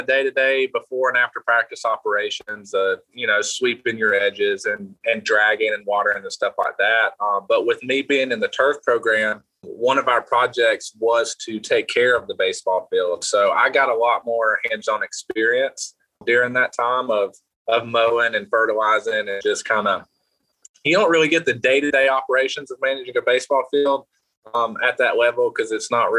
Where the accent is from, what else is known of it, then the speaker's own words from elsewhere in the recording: Hendersonville, North Carolina, United States; moved away as an adult; also born or lived in El Paso; now in Hickory, United States; I'm originally from Hendersonville, North Carolina, which is where I grew up